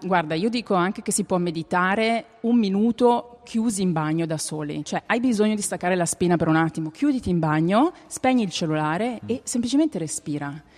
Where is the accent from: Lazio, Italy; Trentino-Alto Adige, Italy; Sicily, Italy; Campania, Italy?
Trentino-Alto Adige, Italy; Val di Non; now in Berlin, Germany; io abito a Berlino da 18 anni, mm. quindi vabbè, sono trentina, sono della Val di Non, ma abito su da tanti anni